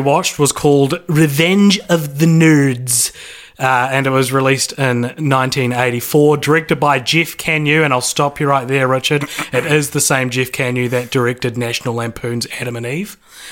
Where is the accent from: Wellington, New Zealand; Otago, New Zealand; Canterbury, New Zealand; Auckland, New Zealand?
Canterbury, New Zealand; Christchurch; moved away; I'm moving back to my hometown of Christchurch